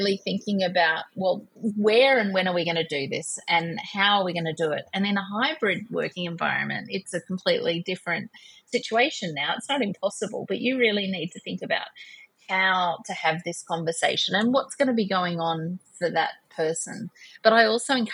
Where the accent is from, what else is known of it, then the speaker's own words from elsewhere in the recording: Australia; I'm an Australian